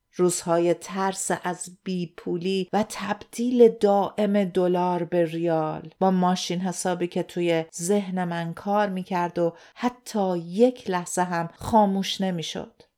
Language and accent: Persian; Iran; moved away as an adult; now in Australia; داشتم از ایران می اومدم بیرون